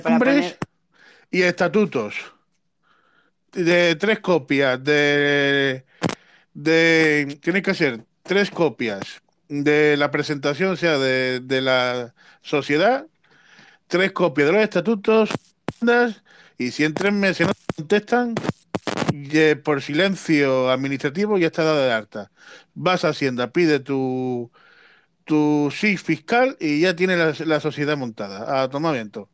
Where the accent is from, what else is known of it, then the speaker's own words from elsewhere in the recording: Cártama, Andalusia, Spain; en mi pueblo, en Cártama